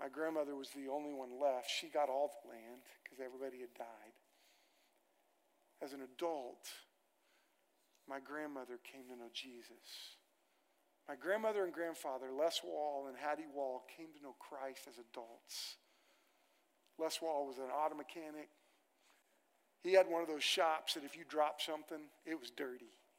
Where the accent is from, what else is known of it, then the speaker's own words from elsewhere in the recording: Moore, Oklahoma, United States; I grew up on land in Moore, Oklahoma, that my family got in the land run